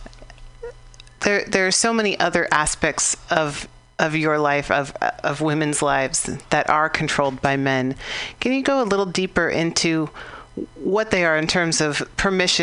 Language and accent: English; United States; as an American